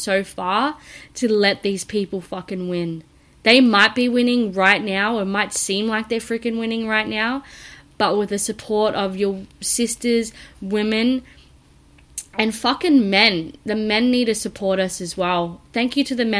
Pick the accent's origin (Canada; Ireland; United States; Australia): Australia; I'm from Australia